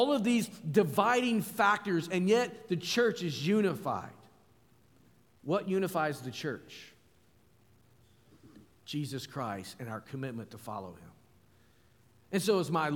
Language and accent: English; Arkansas, United States; also born or lived in Alabama; now in Powhatan, United States; I'm from Arkansas